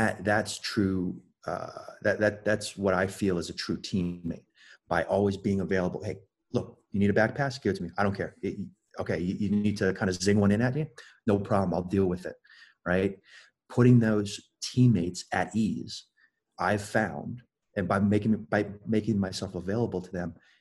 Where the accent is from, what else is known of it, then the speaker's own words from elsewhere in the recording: Melbourne, Florida, United States; moved away as an adult; also born or lived in Belgium; Born and raised in Melbourne, Florida.